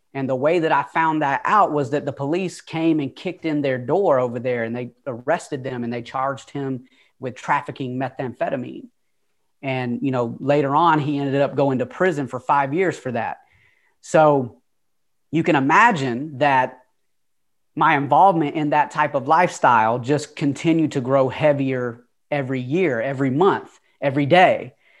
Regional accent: Atlanta, Georgia, United States; accent: Southern twang; moved away; also born or lived in California; I don't know if you can tell by the twang, but like I said before, I'm from Atlanta. I'm not originally from California. Uh, you could probably hear that Southern twang in my voice. Uh, but yeah, I was born in Atlanta

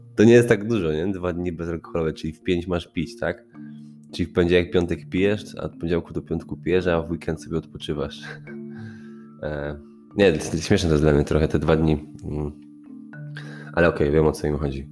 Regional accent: Poland

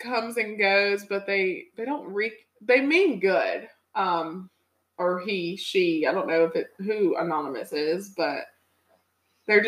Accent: Rocky Mount, North Carolina, United States; now in Raleigh, United States; Rocky Mount, my hometown

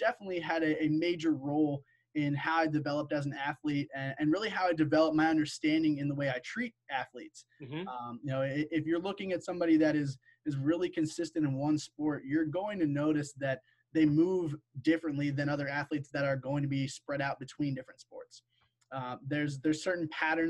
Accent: Damascus, Maryland, United States; born and raised in Damascus

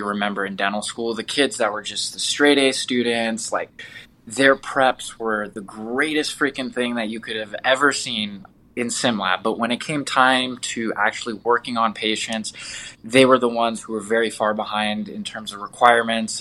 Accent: Southern California, United States; moved away as an adult; also born or lived in Detroit, Michigan; now in Las Vegas, United States; I'm originally from Southern California

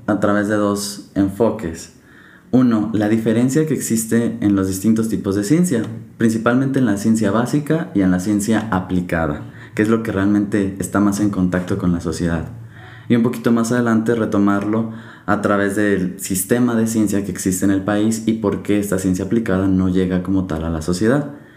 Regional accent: Mexico; como mexicanos no podemos ver

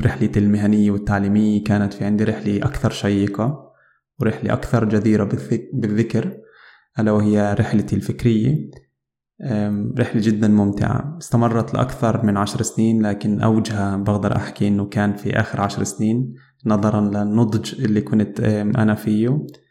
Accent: Palestine; moved away as an adult; now in Germany; أنا عربي فلسطيني وعايش في ألمانيا صار لي عقد من الزمن في ألمانيا

